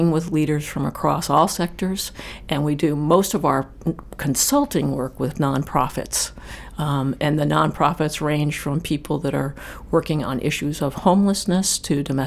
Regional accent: Key West, Florida, United States; now in Falmouth, United States; I was born in Key West and made my way north slowly over time

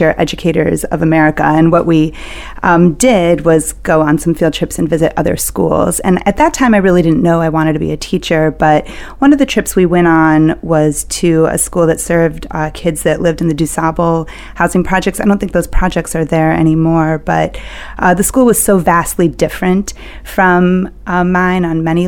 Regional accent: Chicago, Illinois, United States; I'm originally from Chicago

